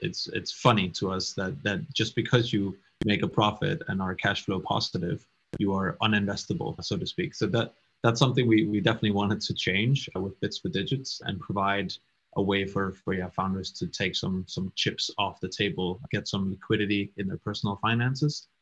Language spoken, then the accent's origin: English; Denmark; moved away as an adult; also born or lived in Copenhagen / United Kingdom; I'm originally from Denmark